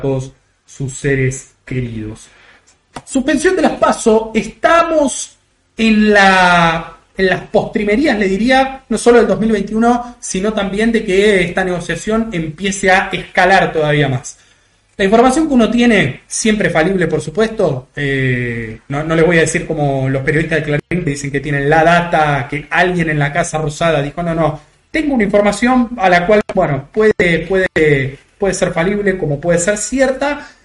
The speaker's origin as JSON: {"language": "Spanish", "region": "Buenos Aires Province", "country": "Argentina", "said": "yo soy muy muy bonaerense, muy, muy conurbano"}